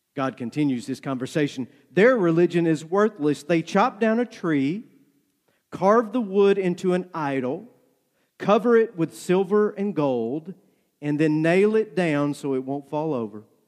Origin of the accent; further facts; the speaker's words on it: North Georgia, United States; Growing up in North Georgia, my grandmother laid out a garden every year